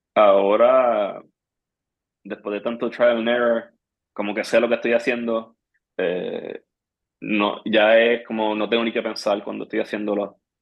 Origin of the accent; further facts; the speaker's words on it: Trujillo Alto, Puerto Rico; yo me crié en Trujillo Alto